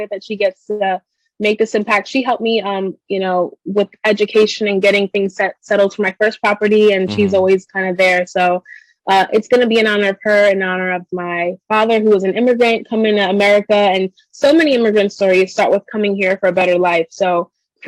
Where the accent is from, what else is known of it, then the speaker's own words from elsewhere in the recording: New York City, New York, United States; growing up in the Bronx